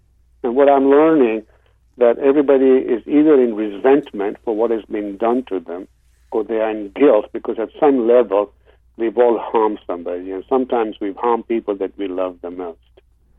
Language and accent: English; Kenya; born there; also born or lived in England; I went to school in England. I was born in Kenya, and my roots are Eastern.